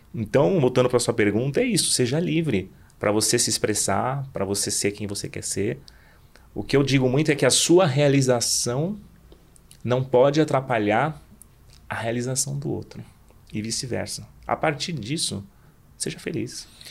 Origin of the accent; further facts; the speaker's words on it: Southeast Brazil, Brazil; nós brasileiros que nascemos no Sudeste